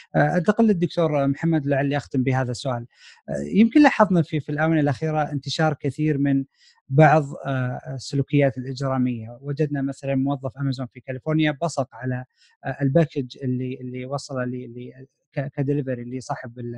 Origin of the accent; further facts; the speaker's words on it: Saudi Arabia; moved away as an adult; now in United States; احنا كطلاب سعوديين هنا في امريكا